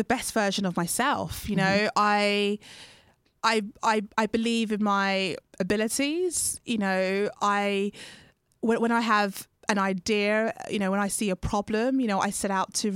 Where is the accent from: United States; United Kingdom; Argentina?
United Kingdom; I identify with being a black female in the UK, being Ghanaian, being born to Ghanaian parents